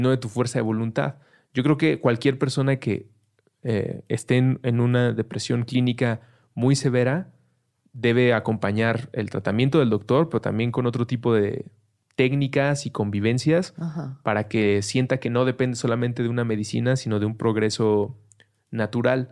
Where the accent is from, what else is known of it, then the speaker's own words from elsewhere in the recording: Mexico; somos mexicanos